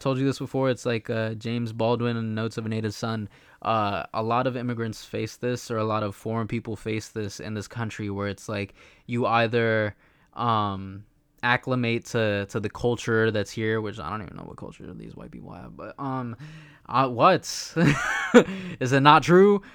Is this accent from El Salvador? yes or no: yes; El Salvador; we're from El Salvador, so we're very proud